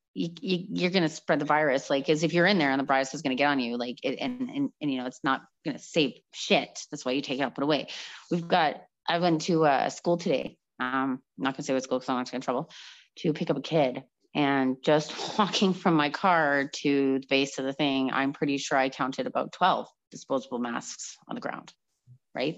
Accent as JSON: {"language": "English", "town": "Calgary", "region": "Alberta", "country": "Canada", "tie": "born or raised there", "moved": "as an adult", "said": "I am from Calgary"}